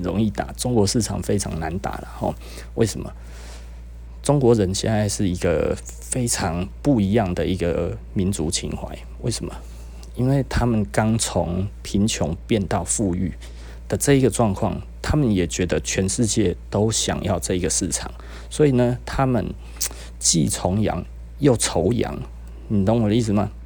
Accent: Taiwan; 我们台湾人其实是有优势的啦

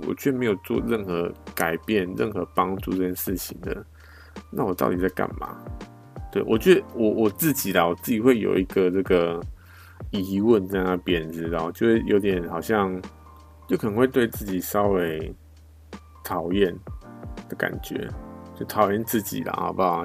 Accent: Taiwan; 我们台湾人

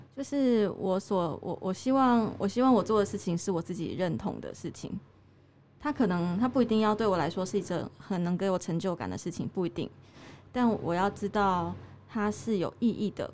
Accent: Tainan, Taiwan; also born or lived in Taipei; now in Chiayi, Taiwan; 我是台南人，南部的人嘛

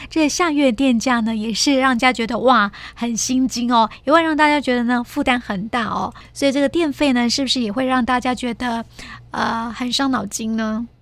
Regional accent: Taiwan; 我们台湾人

